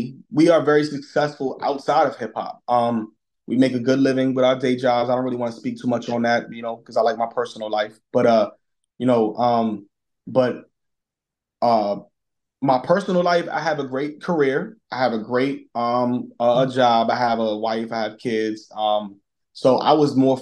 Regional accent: New York City, New York, United States; moved away; we grew up in Brooklyn

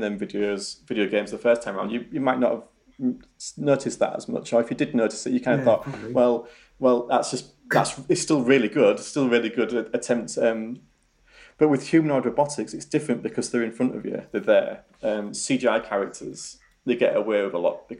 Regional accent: Yorkshire and the Humber, United Kingdom; accent: Yorkshire; my Yorkshire accent

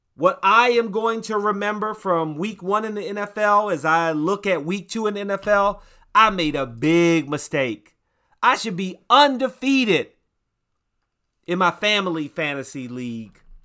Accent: United States; I'm American

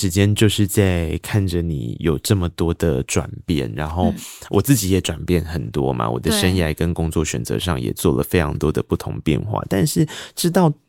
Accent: Tainan, Taiwan; 因为我也是个台南人嘛

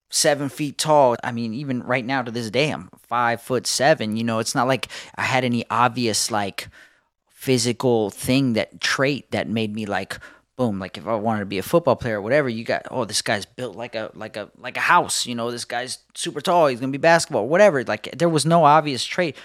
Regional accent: Southern California, United States; I was born in Southern California, the home of skateboarding

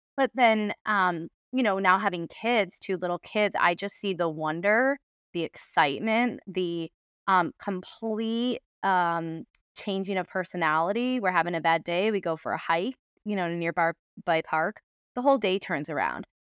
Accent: Adirondacks, New York, United States; now in Baltimore, United States; I grew up in the Adirondacks

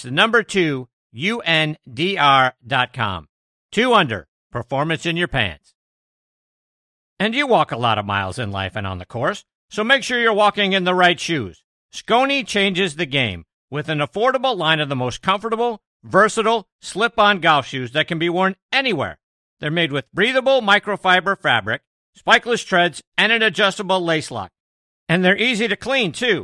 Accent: Pittsburgh, Pennsylvania, United States; I'm from Pittsburgh

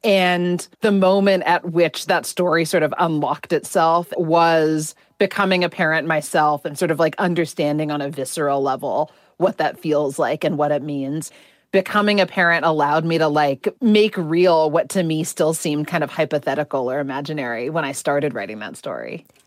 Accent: United States; I'm Indian American

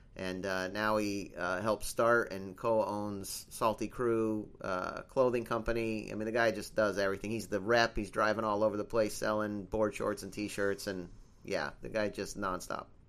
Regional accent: United States; also born or lived in California / San Sebastian, Spain; I'm from America

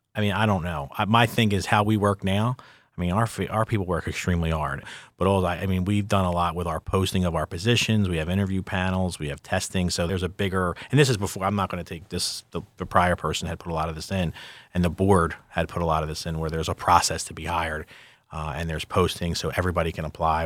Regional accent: Philadelphia, Pennsylvania, United States; I'm from Philadelphia

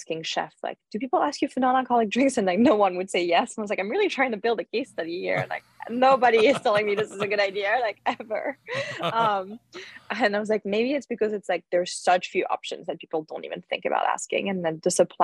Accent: Lyon, Auvergne-Rhône-Alpes, France; moved away; I grew up in Lyon

